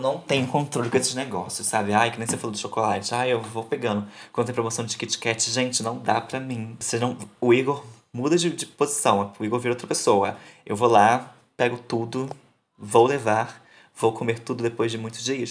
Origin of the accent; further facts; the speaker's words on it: Rio de Janeiro, Brazil; a gente é do Rio de Janeiro